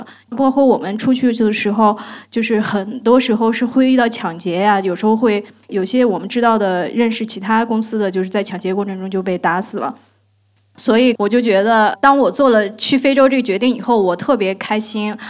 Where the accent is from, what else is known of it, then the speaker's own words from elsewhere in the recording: China; 然后我们中国人都往外跑，但是那个我看到那个院子里面那些外国人都往都往里面跑